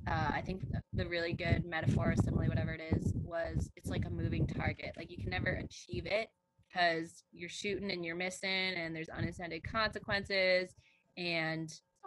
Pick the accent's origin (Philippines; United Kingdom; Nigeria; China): China; born there; I was born in China, and other people that I know who I love in my life have pretty negative perceptions of China